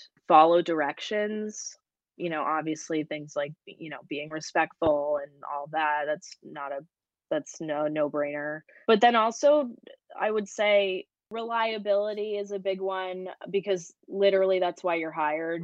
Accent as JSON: {"language": "English", "region": "Massachusetts", "country": "United States", "said": "I'm from Massachusetts"}